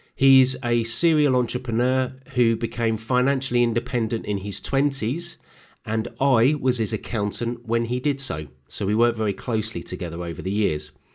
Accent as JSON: {"language": "English", "town": "Herne Bay", "region": "South East England", "country": "United Kingdom", "tie": "born or raised there", "also_born_or_lived": "Lambeth, London / Peckham, London", "said": "move out of London to Kent. And my dad had been stationed in Canterbury, he found a home in a little seaside town called Herne Bay."}